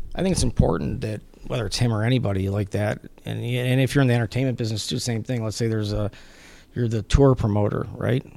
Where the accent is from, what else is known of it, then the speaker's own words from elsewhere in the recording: Detroit, Michigan, United States; Detroit is, I mean, it's my hometown, fourth generation